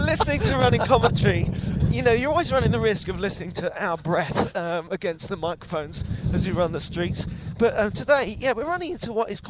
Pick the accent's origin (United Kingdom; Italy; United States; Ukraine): United Kingdom; Yeah, so I was saying to the audience, as British people, I think the only more irritating thing than bad weather is the fact that it's now always got a name.